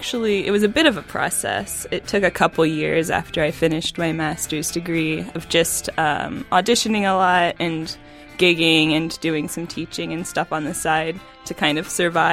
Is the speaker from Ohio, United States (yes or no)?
yes; Cincinnati, Ohio, United States; moved away as an adult; now in Toledo, United States; I am originally from Cincinnati, Ohio. So I just came up 75 for a few hours when I moved up here.